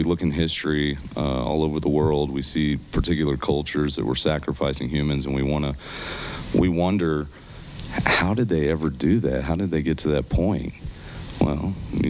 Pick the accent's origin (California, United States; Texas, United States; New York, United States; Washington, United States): Texas, United States; Born and raised, I am a Texan